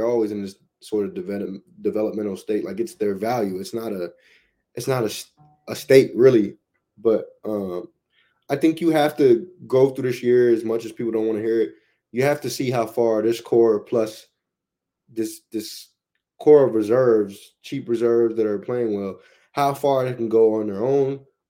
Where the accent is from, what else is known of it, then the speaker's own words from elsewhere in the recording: Omaha, Nebraska, United States; now in Oklahoma City, United States; Like, I came from Omaha, right? So OKC kind of feels like Omaha, but you just throw an NBA team into the mix.